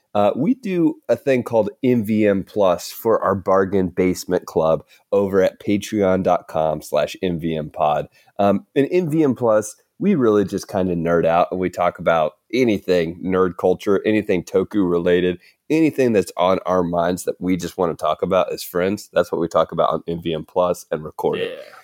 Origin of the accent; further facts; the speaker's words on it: the South, United States; accent: Southern; I could butcher a Southern accent because I'm from the South.